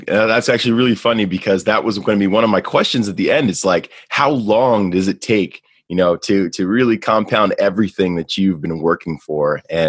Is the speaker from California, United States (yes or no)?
no; New York, United States; I grew up in New York. I grew up in New York. It's my old stomping grounds. I'm from the Bronx.